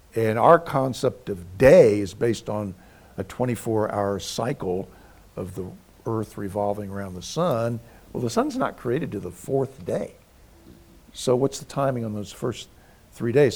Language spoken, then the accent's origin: English; United States; I grew up in the Virginia, Maryland, D.C. area